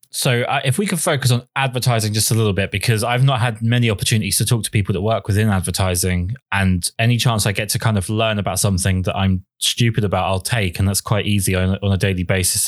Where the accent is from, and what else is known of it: United Kingdom